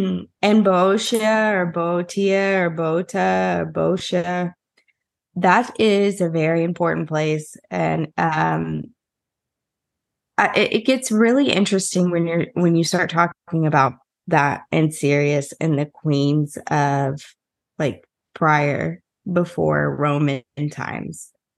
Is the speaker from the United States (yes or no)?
yes; Southern United States, United States; if you take me, a Southerner born and raised in the South, I extend my vowels. I don't anymore as much as I used to because I've lived in different places and worked on it.